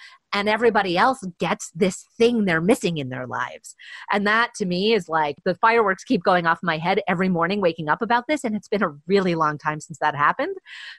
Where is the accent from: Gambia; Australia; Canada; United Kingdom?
Canada; Vancouver, British Columbia; And we're all from Vancouver.